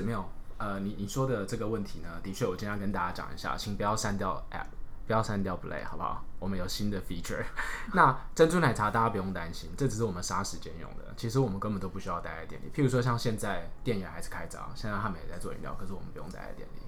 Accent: Taiwan; 我们台湾人比较害羞

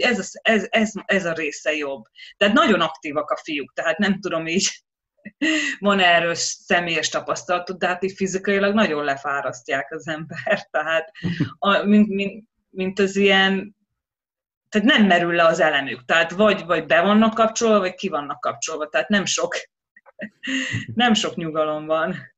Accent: Hungary; moved away; jó hazamenni például Magyarországra és a nővéremmel elmenni shoppingolni

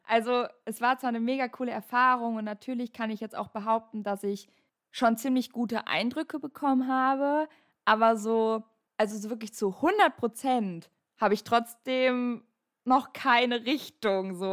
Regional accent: North Rhine-Westphalia, Germany; bei uns in NRW

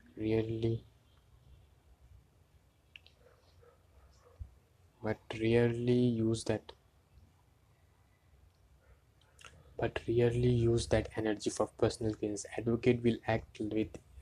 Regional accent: India; English is a second language; I'm from India

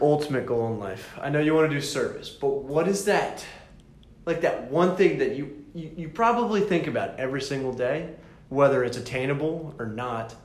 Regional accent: the South, United States; we're from the south

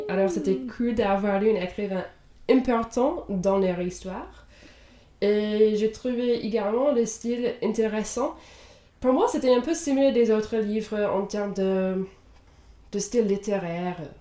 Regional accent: Indiana, United States; first language English; French is a second language; moved away as an adult; now in Europe; Je viens de Indiana aux États-Unis, mais j'habite en Europe depuis la fin de mes études

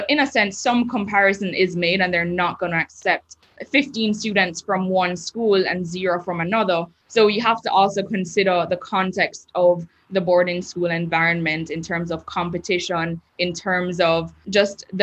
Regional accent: Jamaica; also born or lived in Maine; I was the only person from Jamaica

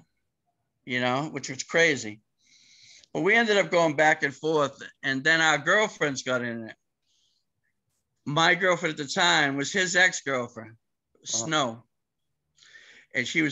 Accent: Cambridge, Massachusetts, United States; also born or lived in Boston; they came to Cambridge in my hometown from Mission Hill

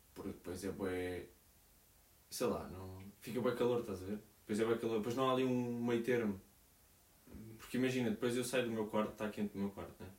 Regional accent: Portugal; now in Portland, United States; nós em Portugal

